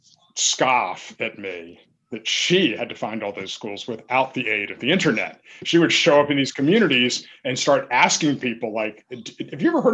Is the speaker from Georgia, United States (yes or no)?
yes; Savannah, Georgia, United States; I grew up in Savannah